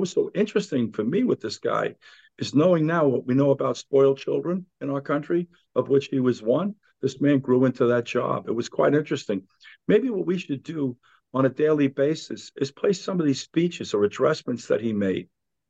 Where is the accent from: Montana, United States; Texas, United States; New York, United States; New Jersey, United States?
New York, United States; New York City; I'm a New Yorker.